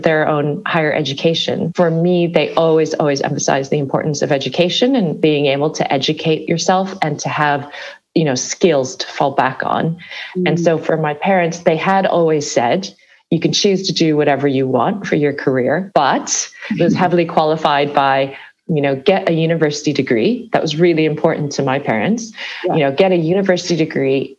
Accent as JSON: {"language": "English", "area": "Chicago suburb, Midwest", "region": "Illinois", "country": "United States", "tie": "born or raised there", "also_born_or_lived": "California", "moved": "as an adult", "lives_now": "London, United Kingdom", "said": "I grew up in the Midwestern parts of the States, but I moved to California after university. So growing up in the Midwest, in a Chicago suburb"}